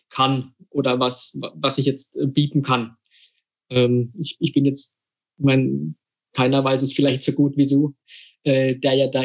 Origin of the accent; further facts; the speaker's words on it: Rhineland-Palatinate, Germany; großes Fußballidol von mir als Pfälzer, ich meine, ist ja klar, ist, ist äh, Fritz Walder.